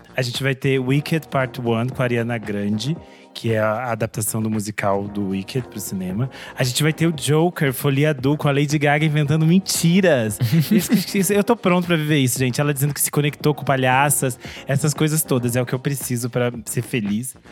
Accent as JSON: {"language": "Portuguese", "country": "Brazil", "said": "eu sou brasileira"}